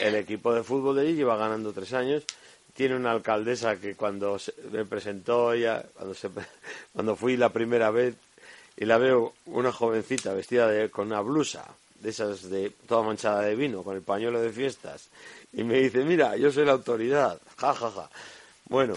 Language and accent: Spanish; Burgos, Castile and León, Spain; que tenemos en Burgos